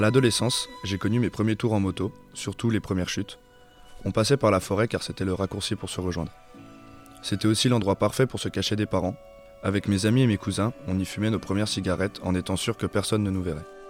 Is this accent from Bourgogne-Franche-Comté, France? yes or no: yes; Saône-et-Loire, Bourgogne-Franche-Comté, France; now in Dijon, France; mon village natal en Saône-et-Loire